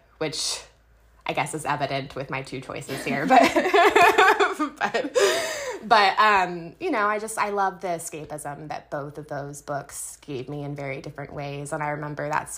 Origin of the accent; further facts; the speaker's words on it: Yorba Linda, California, United States; I grew up in Yorba Linda, California